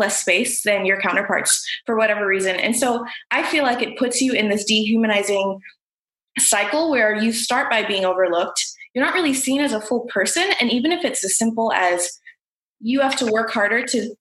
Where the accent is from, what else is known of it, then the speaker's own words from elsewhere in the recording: United States; I am from South India, so South Asian. I'm a second gen immigrant. So my parents arrived about 2 months before I was born in the US